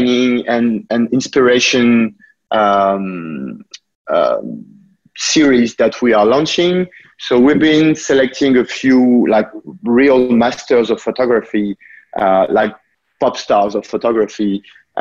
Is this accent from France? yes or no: yes; France; now in United States; you also might notice from my accent that I was born there, but I've been living in the US for quite a few years now.